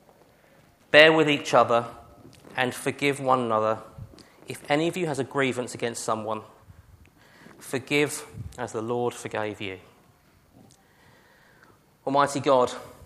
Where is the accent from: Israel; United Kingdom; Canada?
United Kingdom; we are British